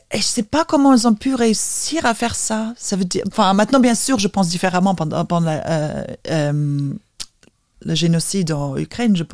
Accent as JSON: {"language": "French", "town": "Vilnius", "region": "Vilnius County", "country": "Lithuania", "accent": "Vilnius", "said": "J'ai l'accent de la capitale."}